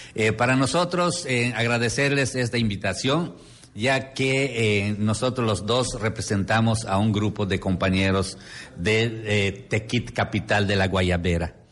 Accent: Yucatán, Mexico; las tradiciones de Yucatán, ah. donde, ah, eh, donde eh, usamos mucho de esa prenda

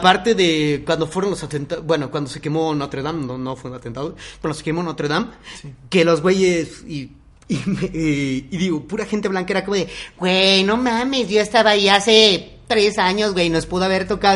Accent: Mexico; ¿Qué nos define como mexicanos?

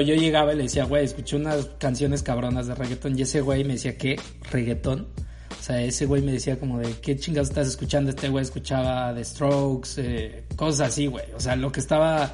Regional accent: Veracruz, Mexico; moved away; also born or lived in Guadalajara; yo venía de Guadalajara, güey. Yo llegué de Guadalajara a Veracruz

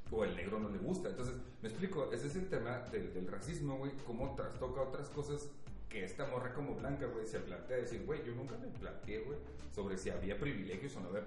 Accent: Mexico; ha de ser un pinche racista y soy mexicano, güey

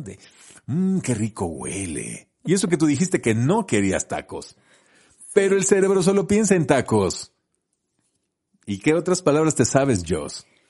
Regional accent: Colima, Mexico; moved away; yo soy de Colima, entonces hice la secundaria en Colima

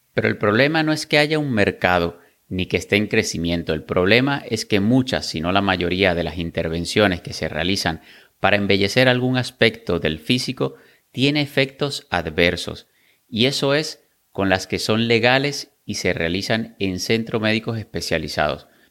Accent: Venezuela; yo soy venezolano

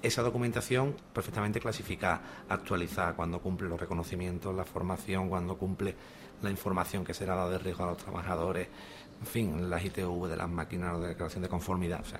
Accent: Andalusia, Spain; accent: Andalusian; hablando en andaluz, ¿no? Porque también nosotros tenemos nuestro dialecto

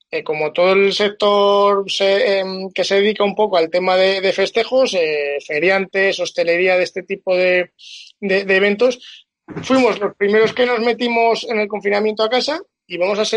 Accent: Aragon, Spain; {S0} soy un {S1} modesto torero aragonés

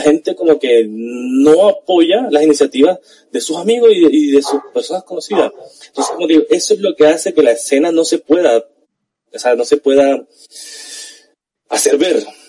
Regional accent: Colombia

